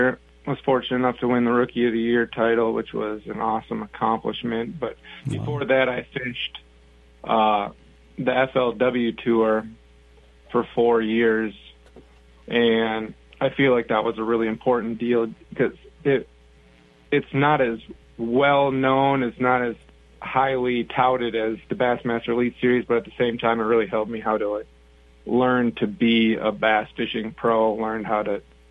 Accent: Eden Prairie, Minnesota, United States; I grew up in Eden Prairie, Minnesota, down here in the western suburbs of the Twin Cities

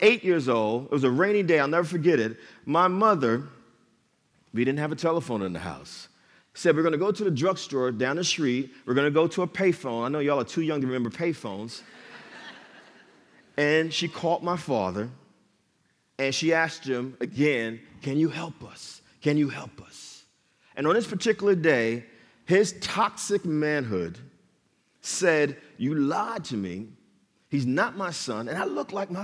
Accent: Jersey City, New Jersey, United States; I was born and raised in Jersey City, New Jersey

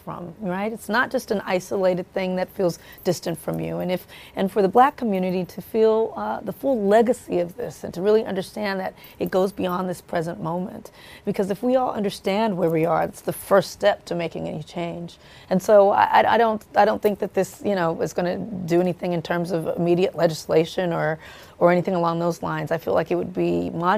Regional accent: Compton, California, United States; I grew up in Compton, California, and it was just a very robust police presence

